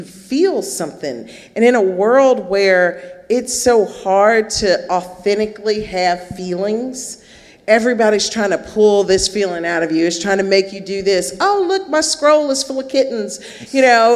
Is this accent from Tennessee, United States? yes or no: yes; Memphis, Tennessee, United States; right here in my hometown